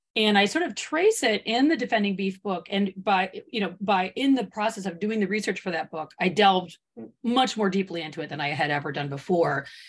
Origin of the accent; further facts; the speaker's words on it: Michigan, United States; moved away as an adult; also born or lived in the West (US); I grew up in Michigan and I did not grow up on a farm.